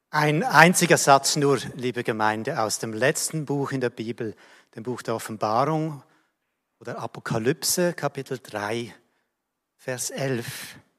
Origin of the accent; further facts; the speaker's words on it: Switzerland; ich bin Schweizer